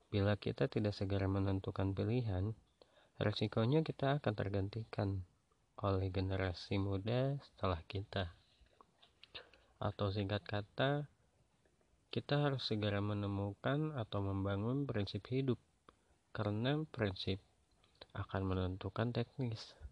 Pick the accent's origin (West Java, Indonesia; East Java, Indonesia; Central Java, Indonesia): West Java, Indonesia; Bandung; kemarin yang paling dekat itu di kota aku sendiri yaitu di Bandung